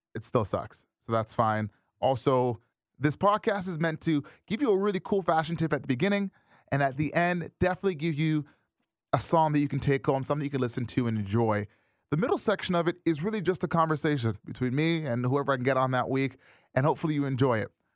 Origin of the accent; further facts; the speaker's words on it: Brampton, Ontario, Canada; I grew up in Brampton